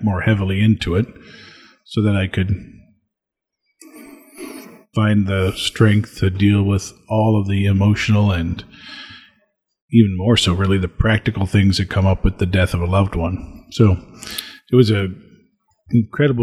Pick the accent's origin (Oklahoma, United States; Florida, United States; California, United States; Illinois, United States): Illinois, United States; Springfield; I served the 6:20 a.m. Mass at the parish I grew up in Springfield, Illinois.